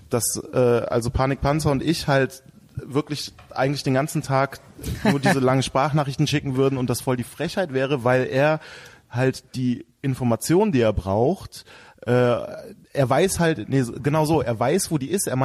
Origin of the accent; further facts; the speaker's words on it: Düsseldorf, North Rhine-Westphalia, Germany; Ich bin Düsseldorf.